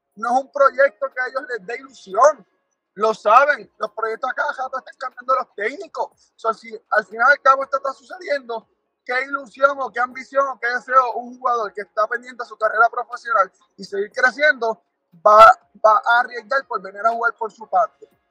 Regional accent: Puerto Rico; yo como boricua

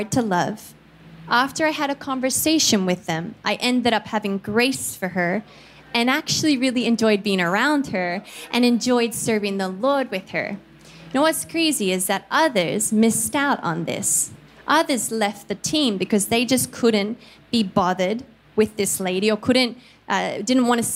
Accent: Australia; moved away as an adult; also born or lived in Philippines; I'm Australian.

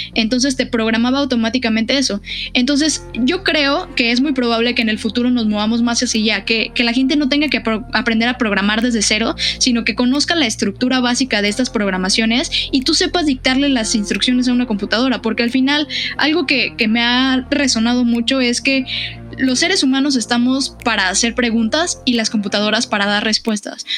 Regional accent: Mexico City, Mexico; yo nací en Iztapalapa

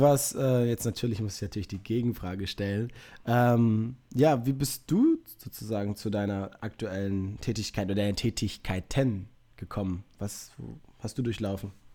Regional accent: Münster, North Rhine-Westphalia, Germany; ich komme aus Münster, also ein paar Kilometer weiter weg als München

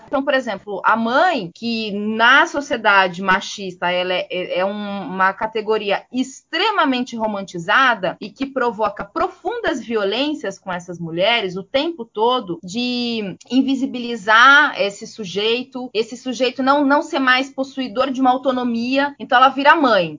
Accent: Piracicaba, São Paulo, Brazil; sou natural de Piracicaba, interior de São Paulo

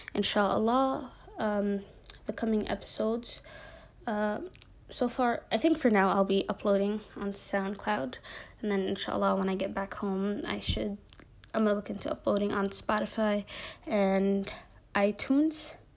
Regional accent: Minneapolis, Minnesota, United States; moved away as an adult; now in Jordan; I'm Somali American. I'm from Minneapolis

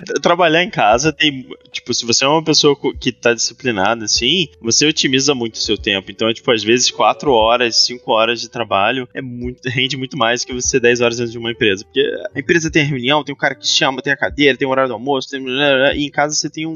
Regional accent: Rio de Janeiro, Brazil; moved away as an adult; now in São Paulo, Brazil; A gente originalmente é do Rio de Janeiro, a gente está agora situado em São Paulo há alguns anos

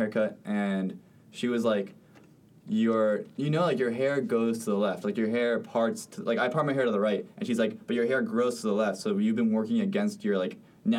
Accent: Spain; I was born in Spain. I actually have a Spanish passport.

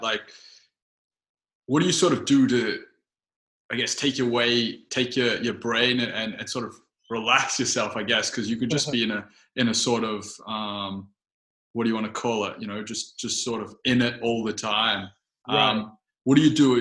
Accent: Melbourne, Victoria, Australia; Melbourne, like my hometown

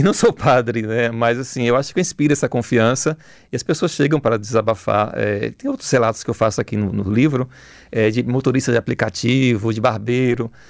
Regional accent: Bahia, Brazil; now in Salvador, Brazil; eu sou um soteropolitano do sertão. Né? Eu vivo em Salvador há uns 40 anos já.

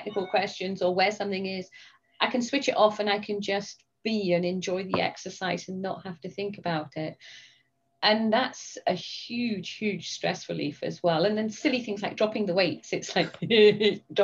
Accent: England, United Kingdom; accent: English; now in United States; I am English and England is part of Britain.

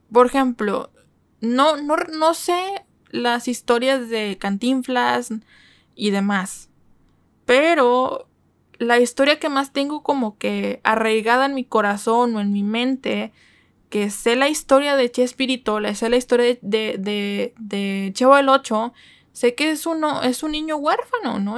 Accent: Mexico; soy mexicana

